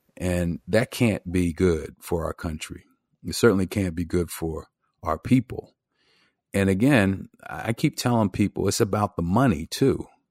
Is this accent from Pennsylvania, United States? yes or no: yes; Philadelphia, Pennsylvania, United States; where I grew up in Philadelphia